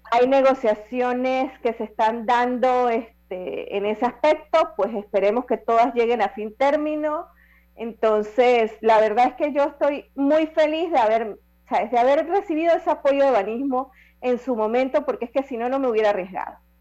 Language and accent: Spanish; Las Tablas, Los Santos, Panama; en mi tierra santeña en las tablas